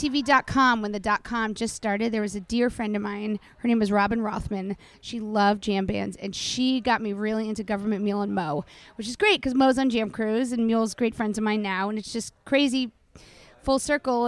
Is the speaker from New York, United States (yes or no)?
yes; New York City, New York, United States; Sean and I grew up in the Dakota. We grew up in, obviously, his dad's building and John Lennon's building